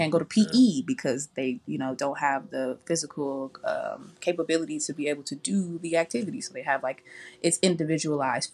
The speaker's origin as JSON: {"language": "English", "region": "California", "country": "United States", "tie": "born or raised there", "said": "we both Black, we grew up in California"}